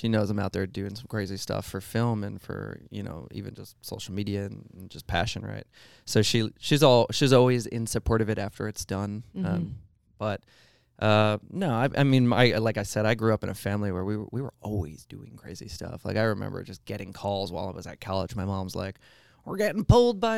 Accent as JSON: {"language": "English", "area": "Long Island", "region": "New York", "country": "United States", "tie": "born or raised there", "said": "I was born on Long Island in New York"}